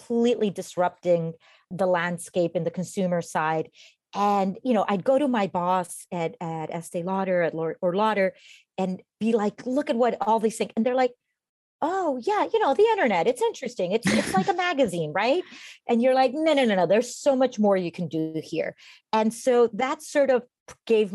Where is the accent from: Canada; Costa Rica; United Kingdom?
Costa Rica; moved away as an adult; now in United States; I'm originally from Costa Rica